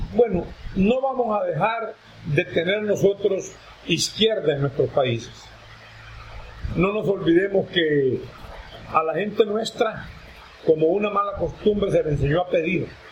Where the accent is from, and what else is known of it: Honduras